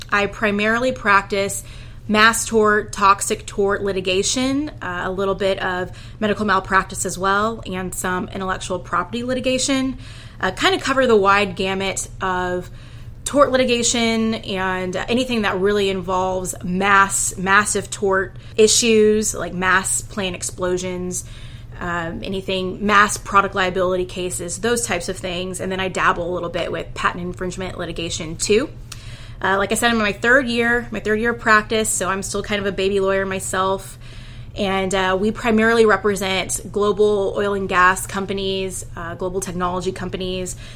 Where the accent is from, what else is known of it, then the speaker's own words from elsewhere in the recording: Houston, Texas, United States; So I am from Houston, Texas, born and raised, been here for all of my life.